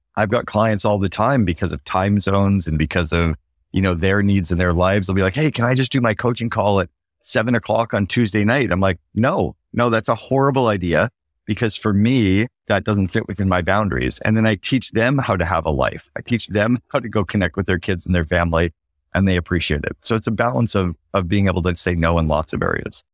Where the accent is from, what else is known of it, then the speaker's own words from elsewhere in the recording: Canada; now in Barbados; as a Canadian